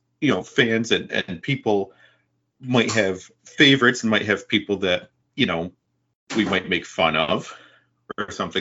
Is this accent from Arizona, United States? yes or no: no; Watertown, New York, United States; moved away; also born or lived in Rome, New York; I'm in Rome area now, but I grew up in Watertown